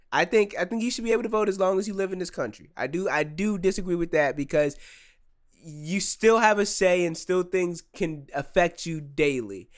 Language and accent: English; United States; I am an American citizen